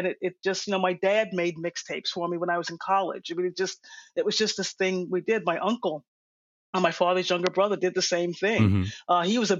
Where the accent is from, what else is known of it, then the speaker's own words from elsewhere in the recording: New York City, New York, United States; now in Boston, United States; a big part of growing up in Jackson Heights, at least for me, was Shea Stadium, where the Mets played. You know, I was about a mile away, so I could ride my bike there. It was like 2 or 3 train stops away.